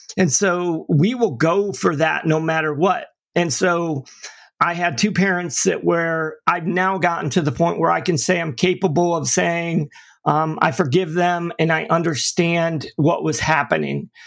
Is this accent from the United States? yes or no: yes; upstate New York, United States; also born or lived in Florida / St. Petersburg, Florida; now in Tampa, United States; I actually, you know, grew up in upstate New York, but my mother and father divorced when I was in, you know, kindergarten